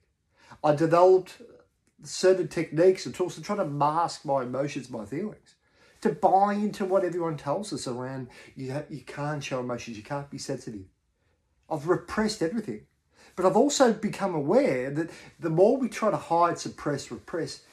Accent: Australia; what I've talked about as an Australian male

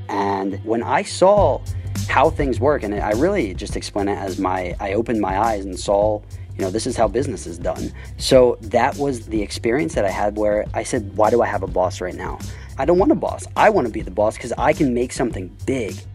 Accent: United States; moved away as an adult; now in Shenzhen, China; I'm an American

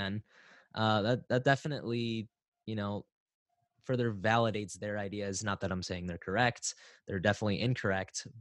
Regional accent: Hartland, Michigan, United States; I grew up in Heartland, Michigan, which is about 10 to 15 minutes away from Howell, Michigan

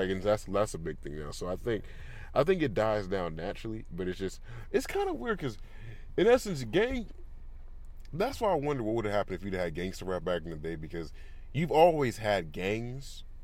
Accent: California, United States; I grew up in California

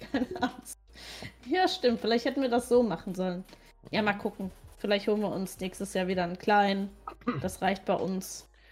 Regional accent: Rhineland-Palatinate, Germany; moved away; also born or lived in Ruhr area; bei uns in der Pfalz

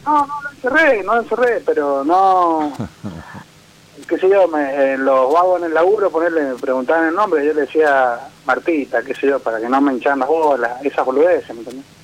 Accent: Mendoza, Argentina; De Mendoza

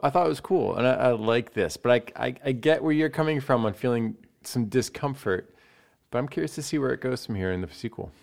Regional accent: United States; as an American

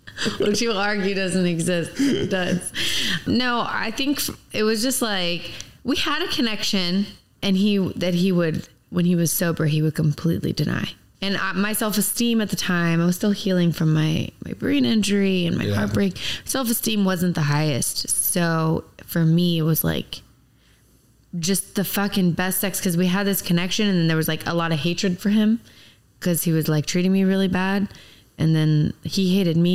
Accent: Virginia, United States; now in Miami, United States; I'm from Virginia

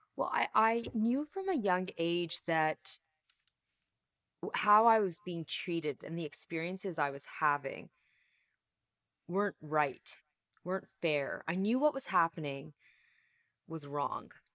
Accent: Canada; accent: Canadian; my parents came to Canada, which is where I live, I'm Canadian

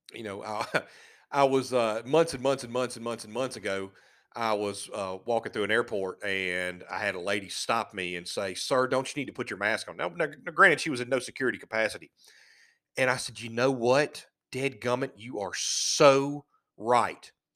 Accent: United States; We're American

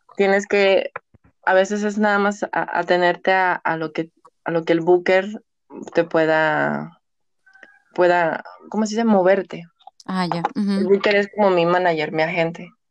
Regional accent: Mexico; el 50% somos mexicanas

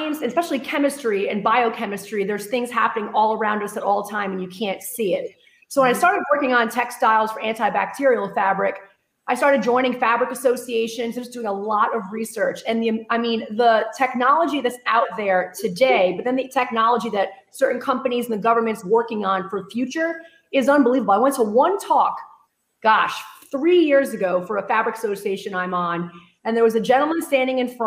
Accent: Rhode Island, United States; moved away as an adult; now in Texas, United States; I hail from Rhode Island, even though I've been living in Texas 15 years. So when I get excited, the accent comes out a little bit

